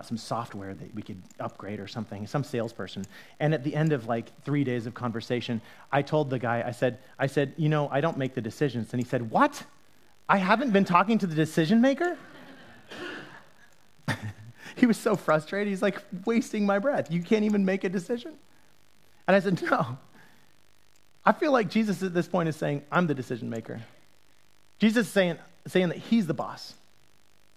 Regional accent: Utah, United States; I grew up in Utah

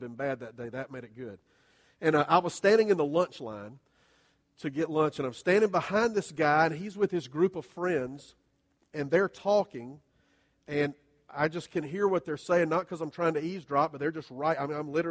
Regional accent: Southern, United States; we're all Southern churchgoers

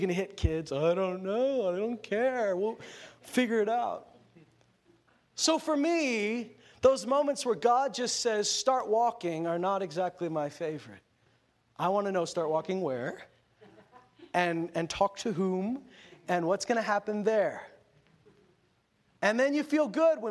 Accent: Canada; I'm Canadian.

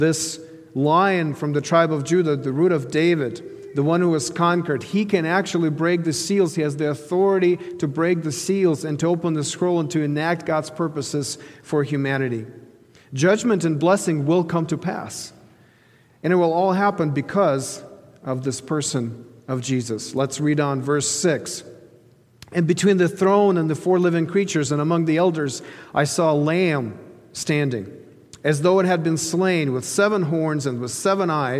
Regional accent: Ukraine; moved away; the eastern part of Ukraine, where that's my home country

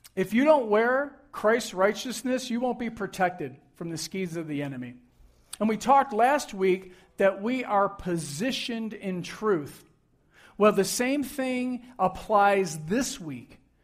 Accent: Buffalo, New York, United States; I grew up in Buffalo, New York

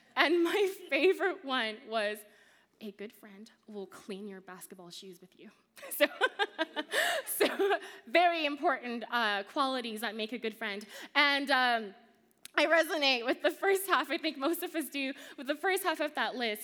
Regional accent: Montreal, Quebec, Canada; moved away; When my family moved to Canada, we first moved to Montreal

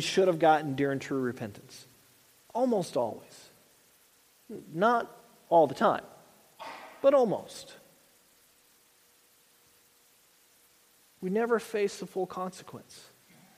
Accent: the South, United States; I grew up in the South, the ladies had the white gloves

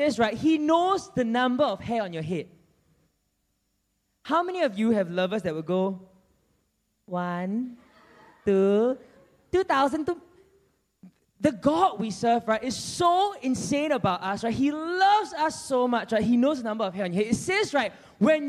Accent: Singapore; I am from the other side of Singapore.

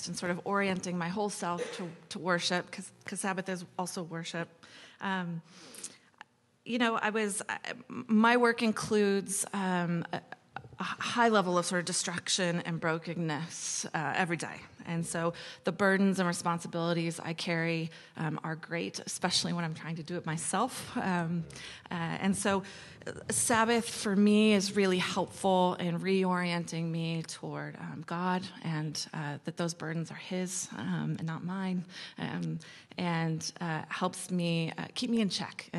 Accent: San Diego, California, United States; I grew up in San Diego and spent a lot of time there growing up

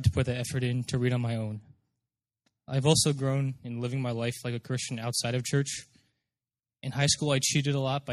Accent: Morristown, New Jersey, United States; moved away as an adult; now in Urbana-Champaign, United States; Growing up in New Jersey

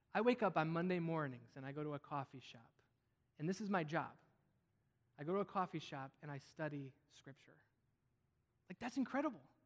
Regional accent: Wisconsin, United States; I grew up in Wisconsin

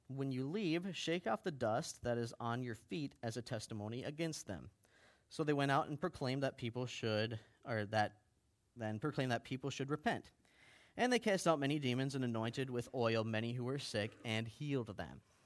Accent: Baxter, Minnesota, United States; I grew up in Baxter.

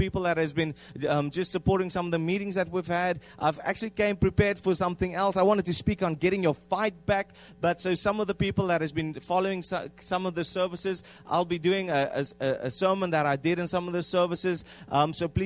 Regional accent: South Africa; first language Afrikaans; English is a second language; moved away; we come from South Africa, and then we come and we manipulate our language

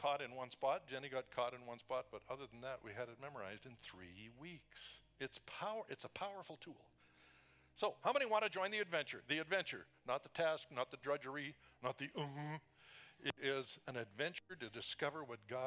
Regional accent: British Columbia, Canada; moved away; we were in British Columbia in my hometown

